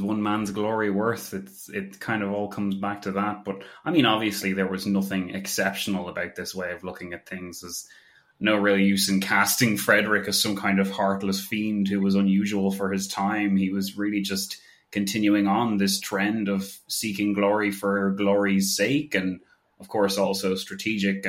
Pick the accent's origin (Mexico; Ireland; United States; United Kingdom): Ireland; as an Irish person